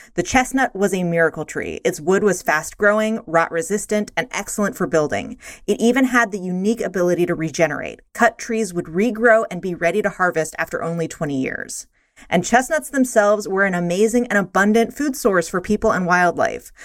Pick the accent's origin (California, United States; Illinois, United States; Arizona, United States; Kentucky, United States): Kentucky, United States; Eastern; growing up in Eastern Kentucky